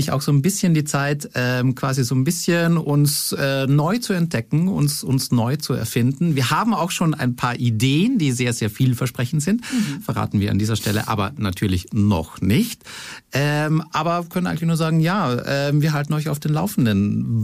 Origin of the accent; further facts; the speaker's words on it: Carinthia, Austria; mich zieht es nach Österreich, in mein Heimatland, nach Kärnten.